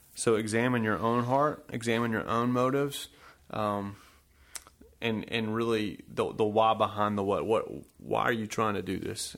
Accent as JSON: {"language": "English", "town": "Smyrna", "region": "Georgia", "country": "United States", "tie": "born or raised there", "also_born_or_lived": "New Jersey / Chicago", "moved": "as an adult", "lives_now": "Whitehall, United States", "said": "I grew up in Smyrna, Georgia, like my brother, Joseph."}